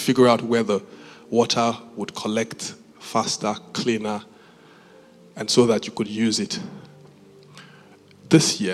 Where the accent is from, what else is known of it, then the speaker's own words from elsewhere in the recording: Benin City, Edo, Nigeria; moved away; I grew up in Benin